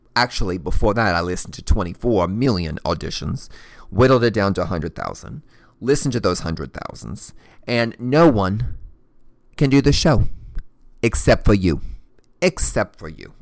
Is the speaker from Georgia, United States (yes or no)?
no; Kentucky, United States; I'm clearly from Kentucky